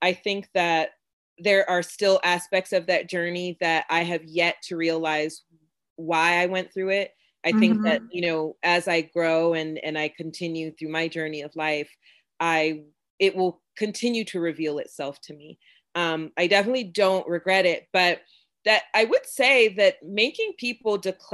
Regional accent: Florida, United States; also born or lived in Jamaica (ancestry) / North Carolina; I'm from Florida. My family's from Jamaica. And there's a certain vibe that happens when you come from a place like Florida and your parents are Jamaican, right? Like growing up

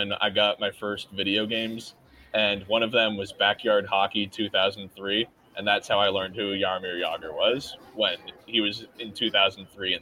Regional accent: San Francisco Bay Area, California, United States; now in Pittsburgh, United States; I'm from the Bay Area

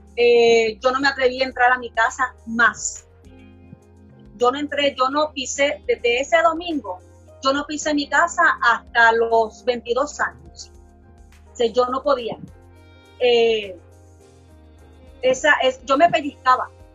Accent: Carolina, Puerto Rico; Villa Caridad, de donde yo soy, de Carolina

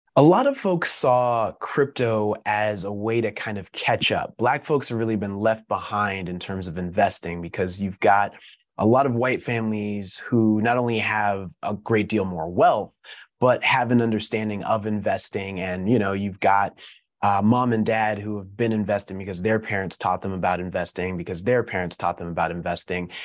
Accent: Denver, Colorado, United States; moved away; growing up kinda in the middle of the country, I'm originally from Denver

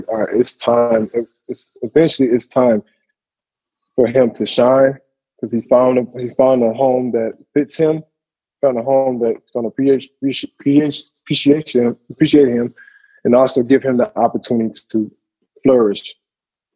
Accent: Wellston, Missouri, United States; growing up in St. Louis and the city I grew up in, Wellston

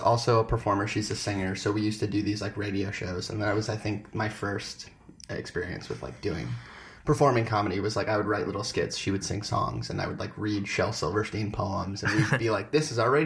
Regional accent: New York City, New York, United States; I'm originally from New York, so I was actually born in NYU Hospital

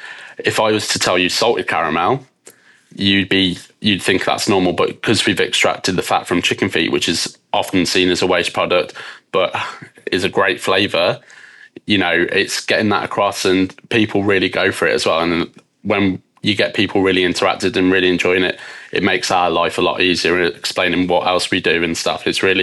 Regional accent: West Midlands, United Kingdom; So as you can probably tell from my accent, I'm from the UK. I was born just outside of Birmingham. So I'm half Scottish, half English.

